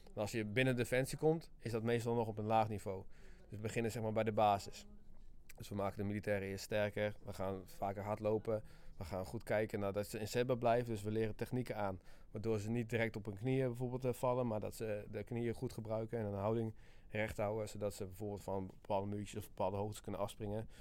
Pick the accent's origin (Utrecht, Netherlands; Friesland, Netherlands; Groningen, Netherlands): Friesland, Netherlands; Ik ben 29 jaar en ik kom uit Friesland